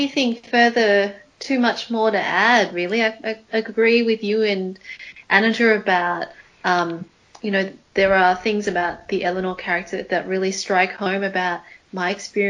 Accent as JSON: {"language": "English", "country": "Malaysia", "said": "I'm Malaysian Chinese."}